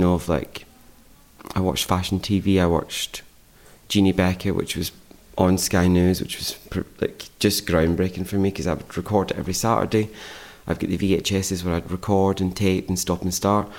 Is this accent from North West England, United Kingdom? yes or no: no; Scotland, United Kingdom; moved away; growing up in Scotland